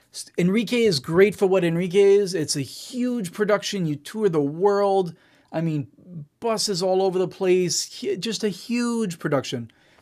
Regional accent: Israel; first language English; moved away as an adult; now in Los Angeles, United States; I'm born and raised in Israel, to American parents. This is why I sound like an American, not like an Israeli. I just spoke English at home my whole life and, moved here to Los Angeles when I was 23 to be a rock star.

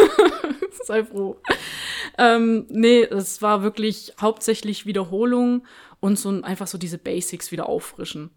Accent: Stuttgart, Baden-Württemberg, Germany; moved away; ich bin ja Stuttgarter Kind

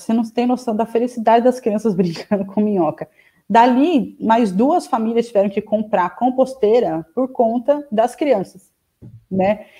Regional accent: São Paulo, Brazil; also born or lived in Piracaia; sou de São Paulo, capital

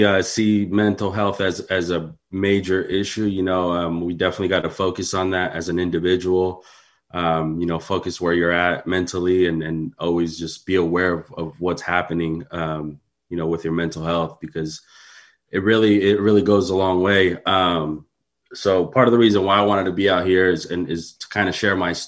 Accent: San Mateo, California, United States; I grew up in San Mateo

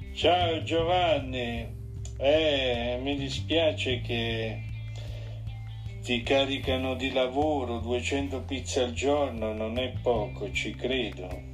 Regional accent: Switzerland; sono nato in Svizzera

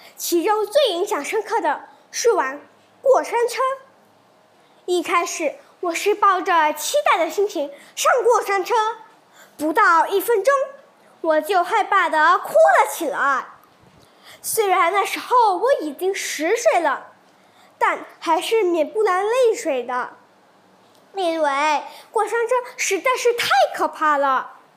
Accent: Pahang, Malaysia; also born or lived in Kuantan; 今年十二岁，就读关丹高明琴华文学校。我出生于马西亚旁夯州，我住在关丹

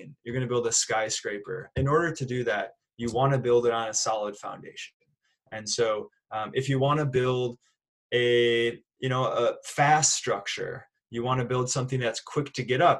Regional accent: Minneapolis, Minnesota, United States; I'm from Minneapolis, Minnesota.

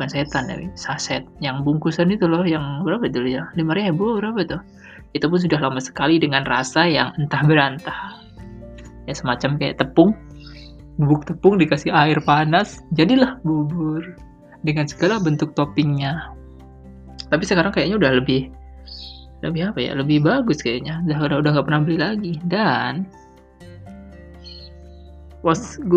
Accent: Sumatra, Indonesia; yang secara kan orang kampung jarang jarang ya gue akui di daerahku jarang jual-jualan begitu paling mentok kalau nggak lotek ya lontong nah itu kayak kupat tahu semacamnya itu tidak ada siomay itu ya tidak ada untuk tiap apa ya malam-malam gitu loh karena biasalah daerah Sumatera

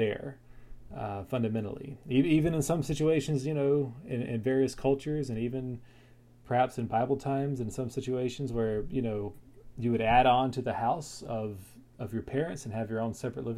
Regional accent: North Carolina, United States; moved away as an adult; now in Florida, United States; I moved from North Carolina, where I grew up, to Florida to take a job

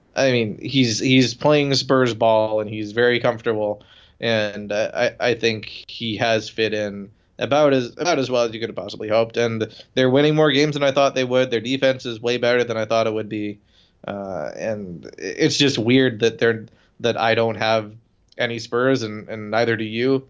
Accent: Toronto, Ontario, Canada; moved away; I went to Toronto the other week, my hometown

